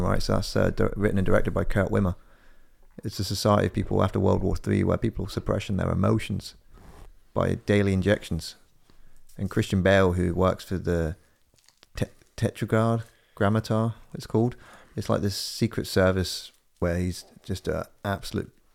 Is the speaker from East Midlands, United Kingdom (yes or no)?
yes; Corby, East Midlands, United Kingdom; moved away; the first time I ever drove to my hometown. It's only 190 miles away